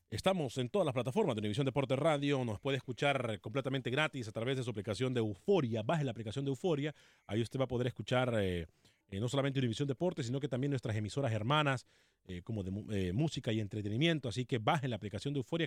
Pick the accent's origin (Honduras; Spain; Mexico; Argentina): Honduras; Tegucigalpa, Francisco Morazán; Soy de Tegucigalpa, Honduras, la tierra que me vio nacer.